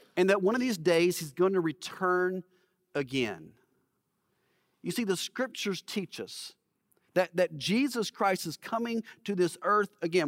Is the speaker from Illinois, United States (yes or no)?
no; Alabama, United States; I grew up in Alabama